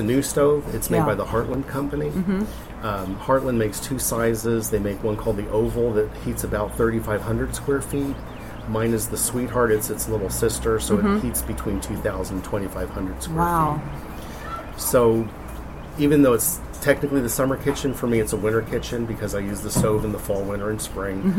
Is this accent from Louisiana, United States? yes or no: no; Northampton County, Pennsylvania, United States; I grew up in Northampton County